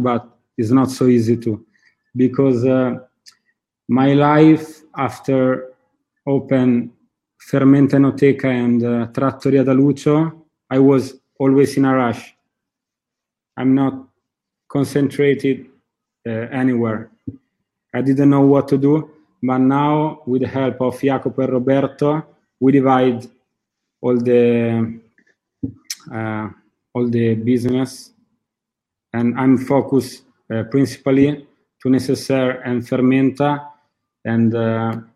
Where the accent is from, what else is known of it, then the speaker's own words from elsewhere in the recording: Italy; English is a second language; also born or lived in Australia; my family works in hotelery, and I grew up in the hotel